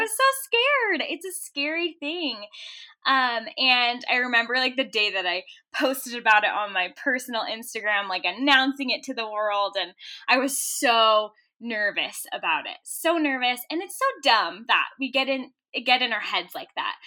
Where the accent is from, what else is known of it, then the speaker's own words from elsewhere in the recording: Orange County, California, United States; moved away as an adult; now in Utah, United States; I am originally from Orange County, California. I grew up, like, ten minutes from Disneyland